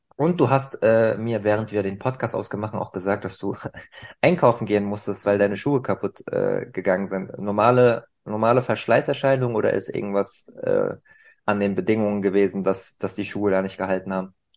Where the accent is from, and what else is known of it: Germany